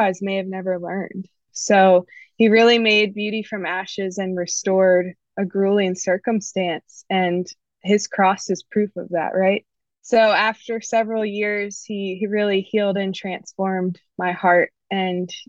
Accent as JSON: {"language": "English", "region": "the Bible Belt", "country": "United States", "tie": "born or raised there", "lives_now": "Raleigh, United States", "said": "I grew up in the Bible Belt"}